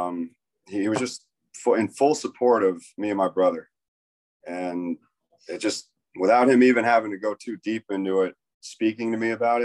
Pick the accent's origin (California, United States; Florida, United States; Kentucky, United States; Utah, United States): Florida, United States; Tarpon Springs; also born or lived in New York; I was born in New York. And then when I was 2 years old, we moved to Tampa area, Tarpon Springs, Florida